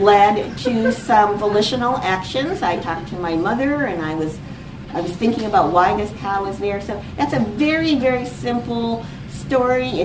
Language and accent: English; United States; I am from the United States